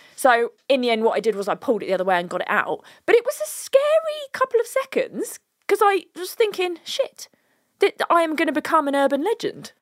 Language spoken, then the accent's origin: English; United Kingdom; We are very British.